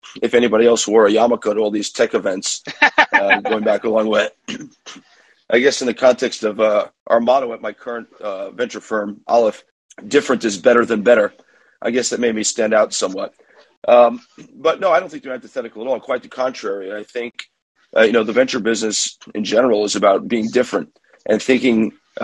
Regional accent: New York City, New York, United States; first language English; moved away as an adult; now in Jerusalem, Israel; I grew up in New York, raised in Manhattan, born, like I said, there

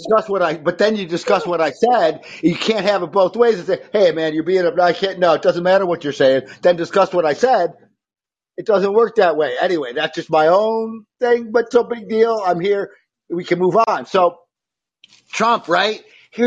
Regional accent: Syracuse, New York, United States; Syracuse, my hometown

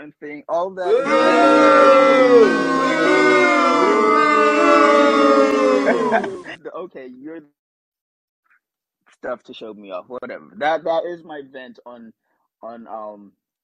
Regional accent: Kenya; now in United States; I'm a Kenyan guy with privileges. I get to vote. I'm a citizen

